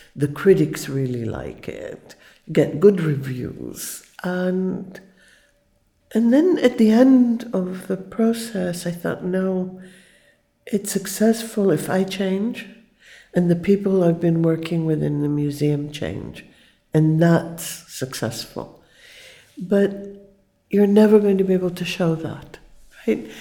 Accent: Israel; I was born in Israel. It was a very new country. Everything was invented

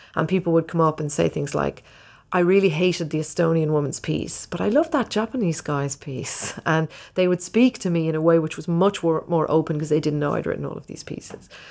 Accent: Ireland; when I was growing up in Ireland, it was very poor.

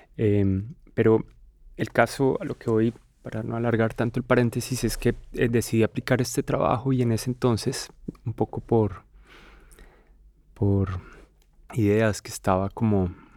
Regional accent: Colombia; en mi país, en Colombia

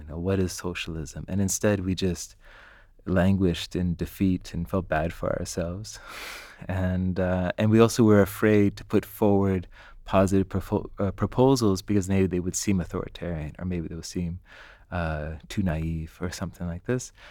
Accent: Canada; I'm Canadian

